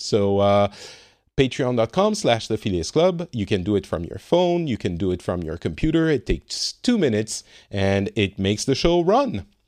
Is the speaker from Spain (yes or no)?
no; France; now in Finland; I'm from France and I currently live in Finland